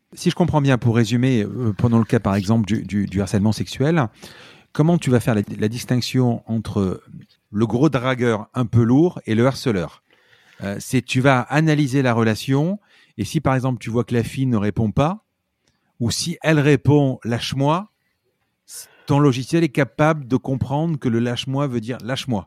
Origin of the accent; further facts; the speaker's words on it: Marseille, Provence-Alpes-Côte d'Azur, France; on est Marseillais